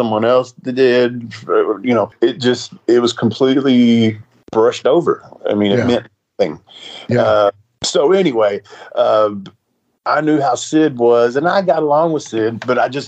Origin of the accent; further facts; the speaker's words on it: Nashville, Tennessee, United States; I was from Nashville, and I really liked working in the fairgrounds